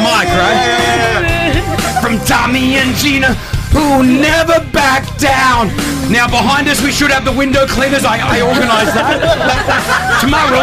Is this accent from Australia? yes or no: yes; Australia; also born or lived in Lebanon; now in Dubai, United Arab Emirates; I'm Australian Lebanese